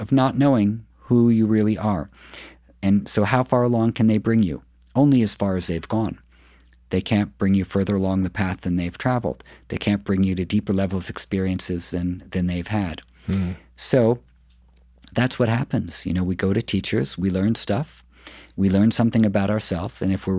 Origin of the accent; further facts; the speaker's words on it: New York City, New York, United States; I grew up in New York City